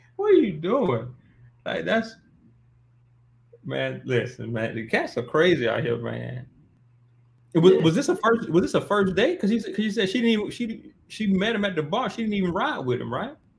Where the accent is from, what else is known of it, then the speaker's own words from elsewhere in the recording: Montgomery, Alabama, United States; I'm from Montgomery right there because I'm from like right there where state is.